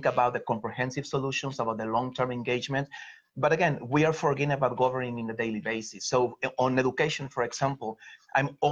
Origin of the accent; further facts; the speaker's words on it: Mexico; moved away as an adult; now in Philadelphia, United States; I was born and raised in Mexico. I came to the US almost 20 years ago, 18 years in Philly